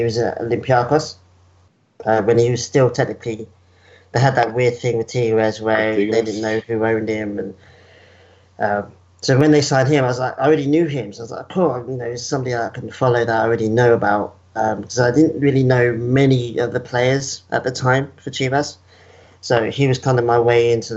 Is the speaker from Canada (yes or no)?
no; England, United Kingdom; moved away as an adult; now in Perth, Australia; I've been here since 2012, but I was born and raised in England